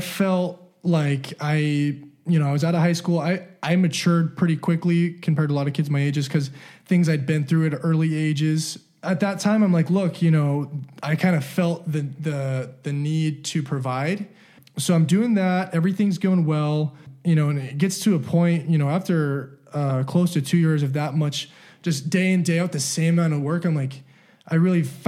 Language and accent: English; Salt Lake City, Utah, United States; also born or lived in Southern California; born in Southern California. I moved to Salt Lake. Those are the two places I've only been my whole life